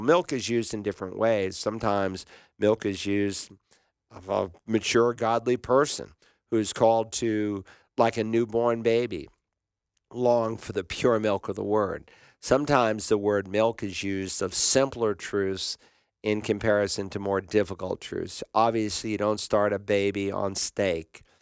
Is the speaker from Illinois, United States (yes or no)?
no; Worcester, Massachusetts, United States; My hometown was there